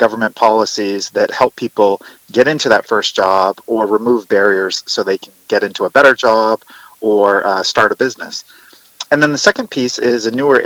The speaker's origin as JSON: {"language": "English", "region": "Maine", "country": "United States", "tie": "born or raised there", "said": "my home state of Maine"}